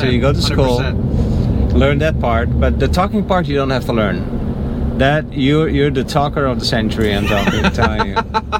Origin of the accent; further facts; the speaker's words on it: Netherlands; moved away; I'm from the Netherlands.